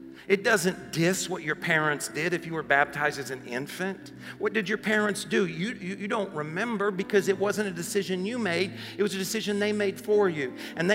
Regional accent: Paragould, Arkansas, United States; one of the guys I grew up with in Paragol. A small town

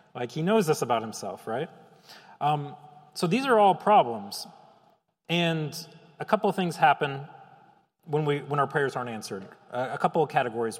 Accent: Chicago, Illinois, United States; I'm a Chicagoan

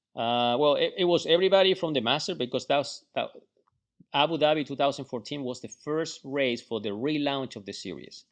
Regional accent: Chile; moved away; also born or lived in Florida; I'm from Chile.

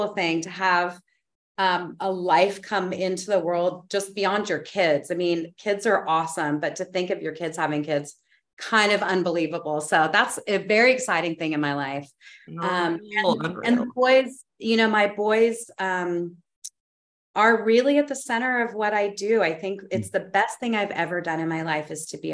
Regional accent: New Mexico, United States; moved away; I'm from New Mexico, which is also really a deep part of, it's my soul place. My family's been there for hundreds of years

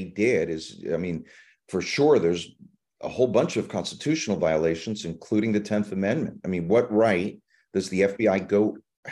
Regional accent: Cuba; now in United States; I was born in Cuba. We fled communist Cuba when Castro took over my family for freedom here

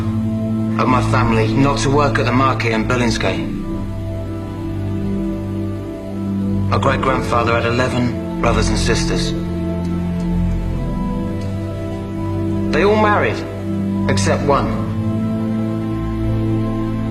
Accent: London, United Kingdom; I'm an Englishman. I'm from Bermondsey, southeast London.

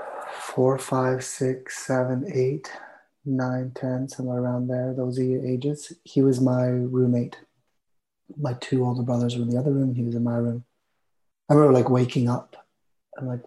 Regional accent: Armstrong, British Columbia, Canada; also born or lived in Vancouver; I was born in Vancouver, and when I was 2 years old, we moved to Armstrong, which is about 500 miles north of Vancouver

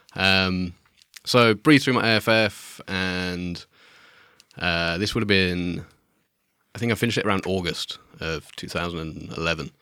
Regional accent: Midlands, United Kingdom; moved away as an adult; I grew up in the Midlands where there's nothing

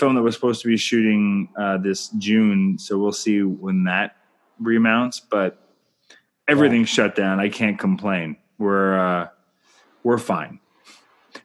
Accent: Canada; I'm Canadian filmmaker

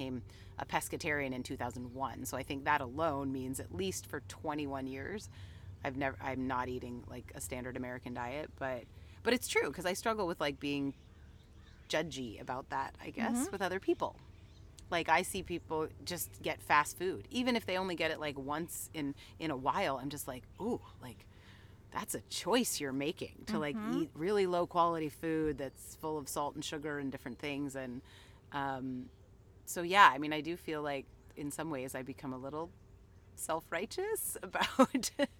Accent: Canada; I'm Canadian

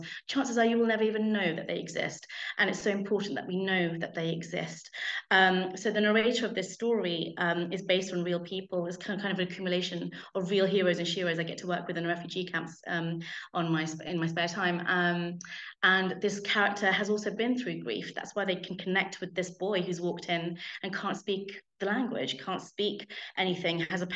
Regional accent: United Kingdom; I'm British

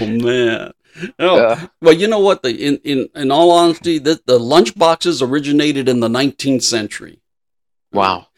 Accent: Los Angeles, California, United States; I was raised near Lincoln Heights, by Lincoln Park

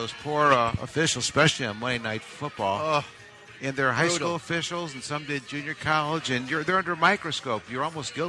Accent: Cleveland, Ohio, United States; moved away; I'm originally from Cleveland

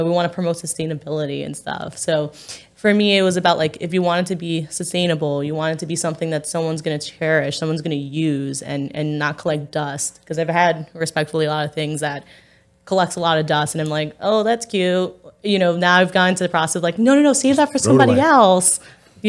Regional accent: New York City, New York, United States; now in Staten Island, United States; I'm from Park Slope

